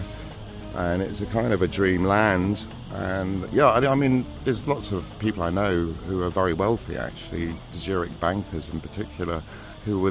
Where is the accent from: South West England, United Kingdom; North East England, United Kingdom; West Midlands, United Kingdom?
South West England, United Kingdom; Cheltenham; moved away as an adult; also born or lived in London; my hometown, Cheltenham